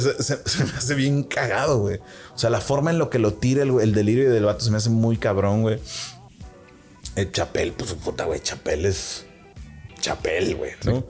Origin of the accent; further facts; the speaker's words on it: northern Mexico, Mexico; yo como público norteño